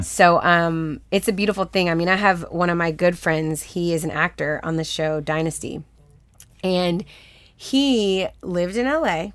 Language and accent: English; Houston, Texas, United States; also born or lived in Los Angeles, United States; now in Atlanta, United States; I'm from Texas, so it's way hotter in Houston.